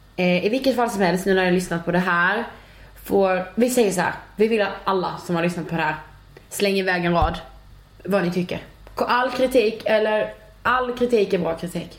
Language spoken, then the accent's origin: Swedish; Karlshamn, Blekinge, Sweden; now in Stockholm, Sweden; Jag kommer från eh, Blekinge och eh, en liten stad som heter Karlshamn